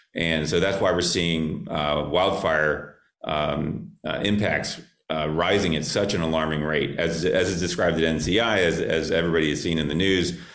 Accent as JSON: {"language": "English", "town": "Miami", "region": "Florida", "country": "United States", "tie": "born or raised there", "said": "growing up in South Florida. I'm a native Miamian, and I grew up fishing in Florida Bay and Biscayne Bay"}